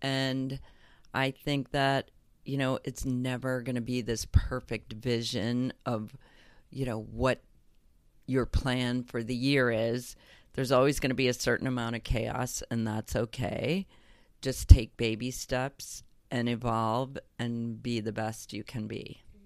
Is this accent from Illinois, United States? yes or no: yes; Illinois, United States; growing up in Illinois, having a perfect childhood